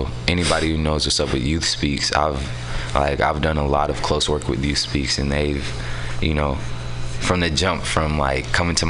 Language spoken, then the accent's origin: English; San Francisco, California, United States; also born or lived in Oakland; so I'm from San Francisco. I was technically born in Oakland, but I was raised out here in San Francisco. I grew up in the Mo.